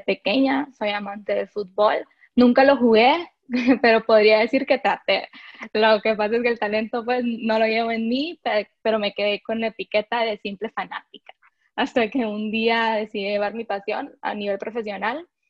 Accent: Honduras; also born or lived in Guatemala; soy hondureña

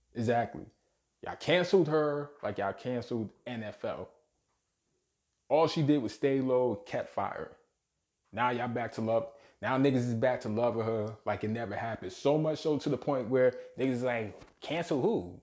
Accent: New York City, New York, United States; born and raised in Brooklyn, New York. Shout out Bushwick, shout out Canarsie

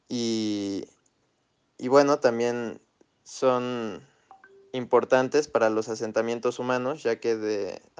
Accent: Mexico City, Mexico; Soy originario de Xochimilco

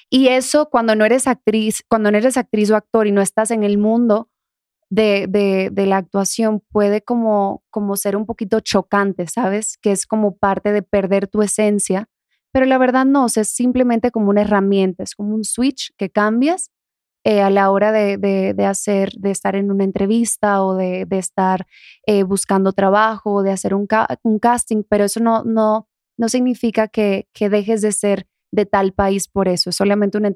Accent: Dominican Republic; accent: Dominican; Sí, soy de República Dominicana.

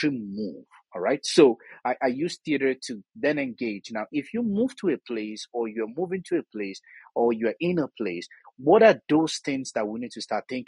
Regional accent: Southwest Nigeria, Nigeria; accent: Yoruba; moved away as an adult; also born or lived in Jos, Nigeria; now in Canada; I am originally from Nigeria, moving from one place to another has always been a part of my own life. I was born in southwest part of Nigeria

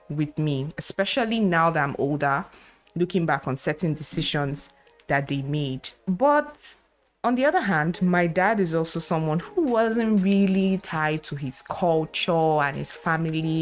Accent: Lagos, Nigeria; I was born and brought up in Lagos, in very middle-class average family

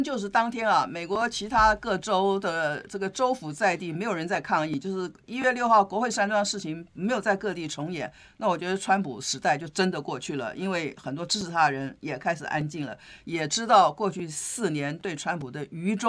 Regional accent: China; 通常我们中国人说时势造英雄，英雄造时势，因果是在一起的。

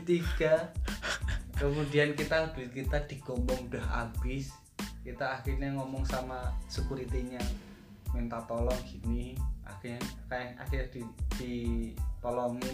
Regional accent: Yogyakarta, Special Region of Yogyakarta, Indonesia; kita orang Jogja

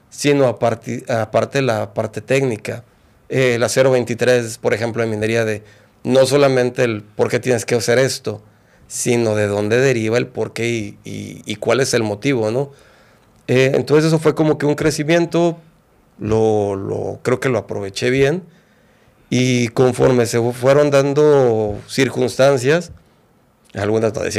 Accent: Guadalajara, Jalisco, Mexico; born there; Pues bueno, yo nací en Guadalajara.

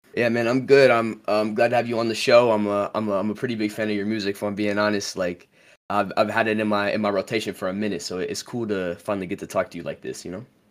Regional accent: United States; I'm from the States

